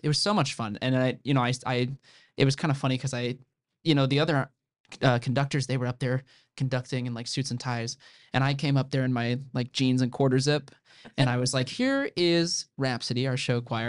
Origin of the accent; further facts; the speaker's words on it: Central Illinois, United States; moved away as an adult; now in Indiana, United States; I'm not from Indiana originally. I'm from Central Illinois. Um, a town of about a thousand people